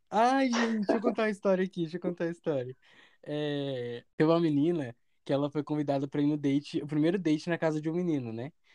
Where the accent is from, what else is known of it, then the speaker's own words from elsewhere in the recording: Belo Horizonte, Minas Gerais, Brazil; a gente é de Belo Horizonte